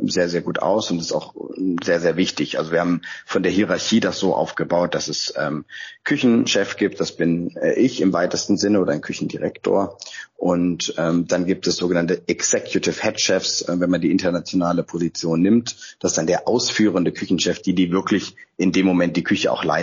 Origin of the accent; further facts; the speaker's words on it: Freiburg, Baden-Württemberg, Germany; born there; now in Hamburg, Germany; Ich bin ja gebürtiger Freiburger, aber seit 15 Jahren in Hamburg und auch seit 15 Jahren auf St. Pauli